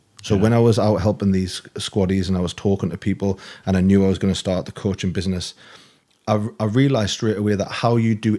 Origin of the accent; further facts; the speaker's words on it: Newcastle, North East England, United Kingdom; moved away as an adult; I'm from Newcastle originally.